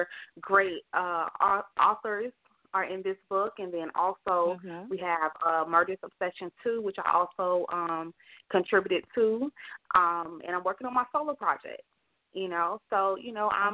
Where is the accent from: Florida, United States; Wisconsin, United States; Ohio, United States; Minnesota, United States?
Florida, United States; Palm Beach County, partly raised in Long Island, New York, South; moved away; I was born in Florida, in South Florida, actually Palm Beach County